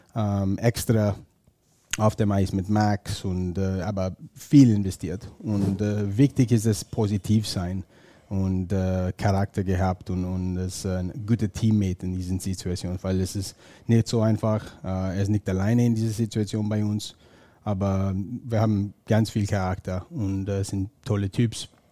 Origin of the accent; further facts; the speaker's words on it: northern Ontario, Canada; German is a second language; moved away; ich komme aus Ontario, nördlichen Ontario